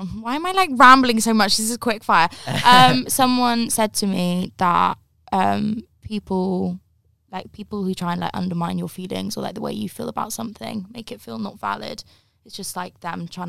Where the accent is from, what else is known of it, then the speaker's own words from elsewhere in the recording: the Cotswolds, South West England, United Kingdom; moved away; I grew up in the Cotswolds